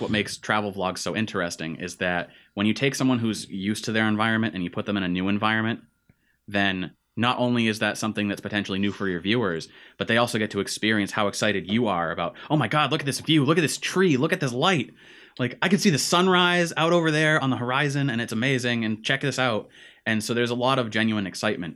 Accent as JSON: {"language": "English", "region": "Central Massachusetts", "country": "United States", "tie": "born or raised there", "said": "we grew up in Central Mass"}